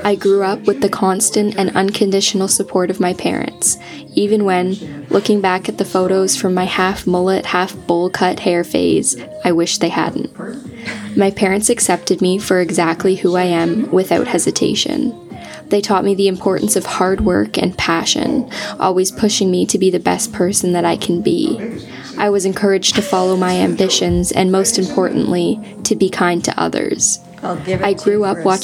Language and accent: English; Georgetown, Ontario, Canada; born or raised there; now in Ottawa, Canada